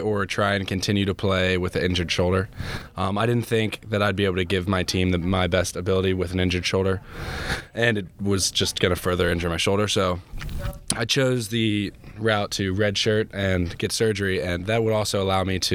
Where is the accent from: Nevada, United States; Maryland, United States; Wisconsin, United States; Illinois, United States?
Maryland, United States; Carroll County; I grew up in Carroll County, Maryland.